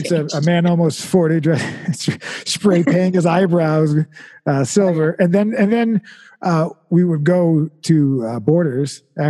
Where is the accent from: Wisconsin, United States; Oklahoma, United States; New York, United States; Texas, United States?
New York, United States; I'm from New York.